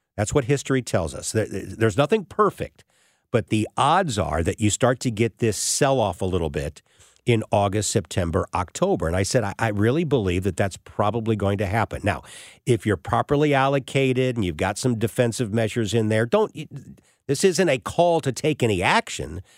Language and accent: English; St. Louis, Missouri, United States; Saint Louis is my hometown